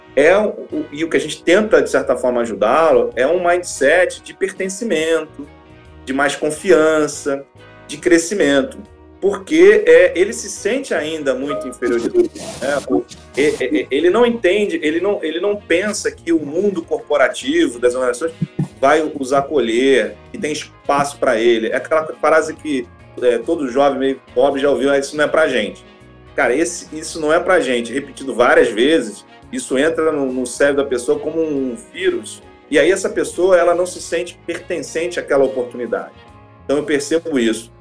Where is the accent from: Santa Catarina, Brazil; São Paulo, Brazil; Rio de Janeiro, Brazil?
Rio de Janeiro, Brazil; Duque de Caxias; nasci em Caxias, periferia do Rio de Janeiro. Eu sou aquele típico jovem negro que nasceu numa família pobre, morava lá do lado do valão